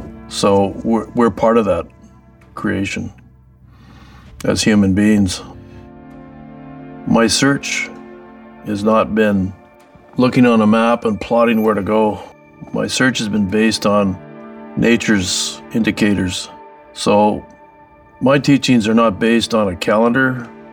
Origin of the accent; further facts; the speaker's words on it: Seabird Island, British Columbia, Canada; I'm from Skalakal, which means around the bend, Seabird Island, part of Stalo Nation, people of the river.